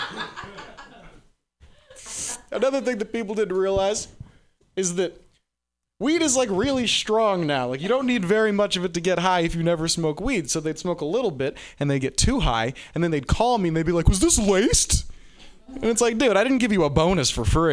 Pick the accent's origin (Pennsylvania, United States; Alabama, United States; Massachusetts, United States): Massachusetts, United States; Boston; I'm from Boston